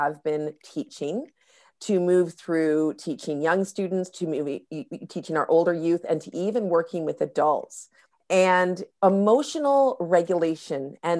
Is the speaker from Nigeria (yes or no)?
no; North Vancouver, British Columbia, Canada; I live here in North Vancouver. I grew up here on the North Shore of Vancouver.